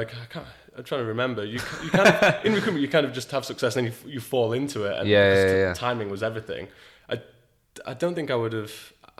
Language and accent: English; Yorkshire and the Humber, United Kingdom; moved away as an adult; also born or lived in Manchester / London / San Francisco; I'm from Yorkshire originally